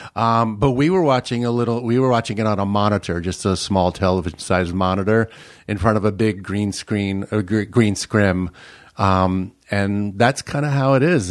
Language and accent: English; New York City, New York, United States; moved away as an adult; now in Minnesota, United States; I grew up in Brooklyn, New York, um, in, uh, Bay Ridge, Brooklyn